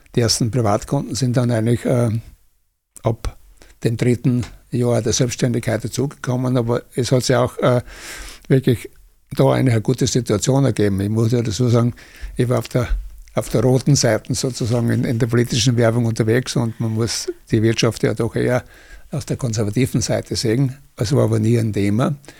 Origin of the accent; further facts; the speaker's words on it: Austria; Ich bin 50 geboren, da war Österreich noch äh, durch die Besatzungsmächte besetzt